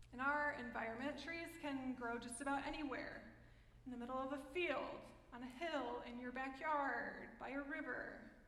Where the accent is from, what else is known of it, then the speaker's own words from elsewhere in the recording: United States; I'm American